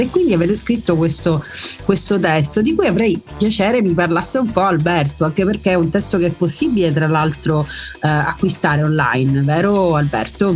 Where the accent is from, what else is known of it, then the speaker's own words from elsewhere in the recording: Messina, Sicily, Italy; sono messinese